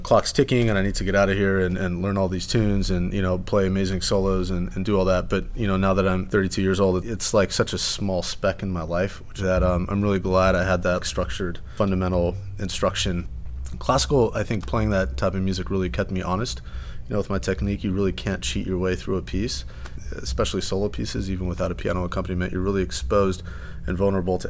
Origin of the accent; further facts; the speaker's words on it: Torrance, California, United States; I was born and raised in Torrance, California.